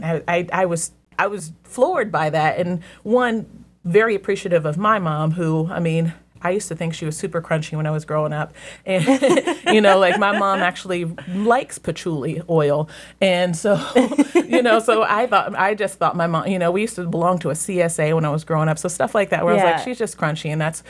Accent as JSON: {"language": "English", "town": "Columbus", "region": "Ohio", "country": "United States", "said": "me and the ladies who were all in the larger group who said we're from Columbus or the Columbus area."}